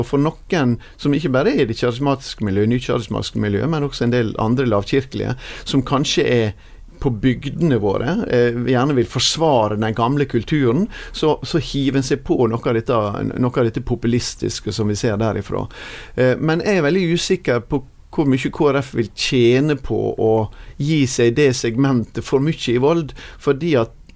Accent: Sunnmøre, Møre og Romsdal, Norway; som sunnmøring

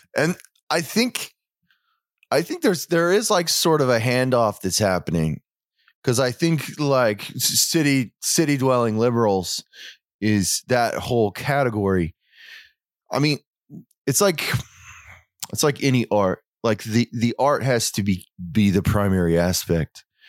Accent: Oklahoma, United States; also born or lived in Europe; I grew up in Oklahoma. I, li- I live there now, but I've lived in Europe

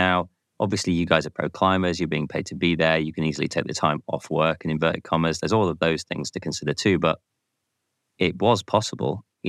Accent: United Kingdom; as a Brit

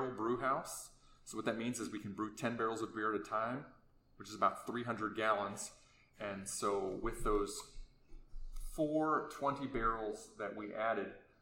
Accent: Anchorage, Alaska, United States; now in Palmer, United States; I grew up in Anchorage, but we've been in Palmer about 15 years now

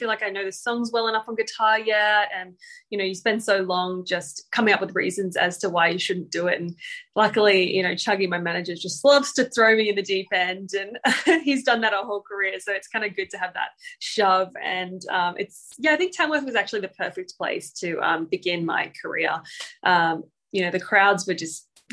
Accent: Papua New Guinea; now in Australia; I grew up in Papua New Guinea

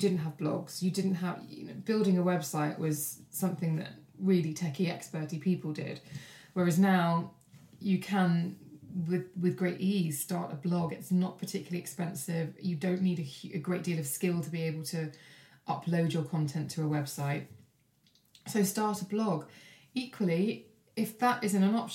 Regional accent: Kent, South East England, United Kingdom; also born or lived in Brighton; I volunteered for local newspapers where I grew up in Kent

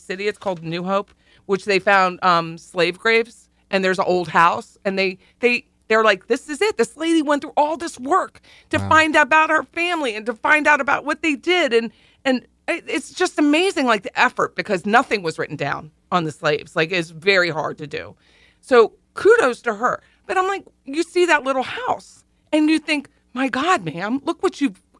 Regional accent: the North, United States; moved away; also born or lived in Kentucky (family); I'm a Yankee. I'm a carpetbagger

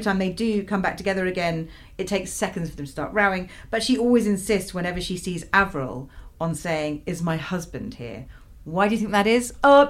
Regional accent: Midlands, United Kingdom; I grew up in the Midlands too.

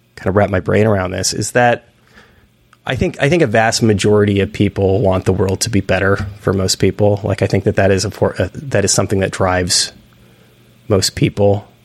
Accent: outside of San Francisco, Northern California, United States; moved away; I'm from Northern California. I'm from outside of San Francisco initially

